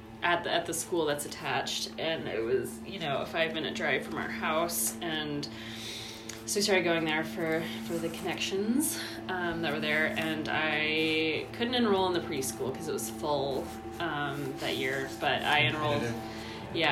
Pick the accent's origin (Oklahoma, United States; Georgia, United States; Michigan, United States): Georgia, United States; Savannah; also born or lived in Wilmington Island, Georgia; I was born in Savannah and mm-hmm. raised there, and we moved to Wilmington Island when